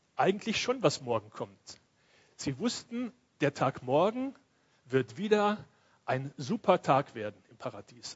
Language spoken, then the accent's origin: German; Cologne, North Rhine-Westphalia, Germany; moved away; ich komme ja aus Köln